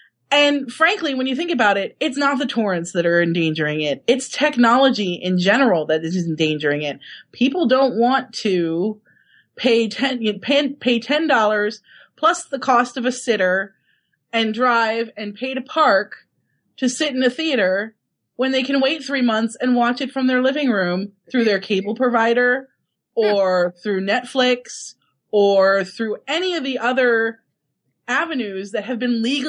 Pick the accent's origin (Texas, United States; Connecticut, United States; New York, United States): Connecticut, United States; Oh, I grew up – the town I grew up in Connecticut, I actually worked once I was old enough at the ice cream store next to the $2 theater.